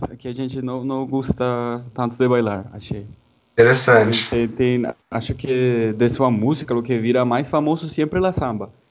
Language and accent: Portuguese; Santa Marta, Magdalena, Colombia; Portuguese is a second language; moved away as an adult; now in São Paulo, Brazil; de Santa Marta, norte da, da Colômbia.